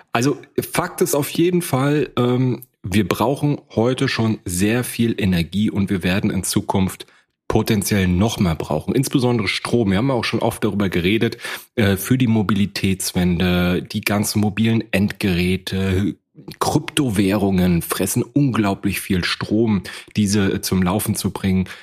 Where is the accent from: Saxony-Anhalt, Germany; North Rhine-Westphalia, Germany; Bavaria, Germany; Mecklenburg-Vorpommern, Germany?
Mecklenburg-Vorpommern, Germany; Rostock; Ich komme aus Rostock